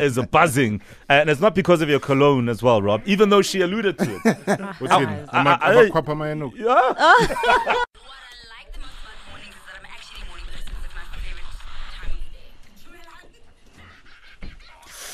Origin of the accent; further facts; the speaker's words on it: Soweto, Gauteng, South Africa; I'm from Soweto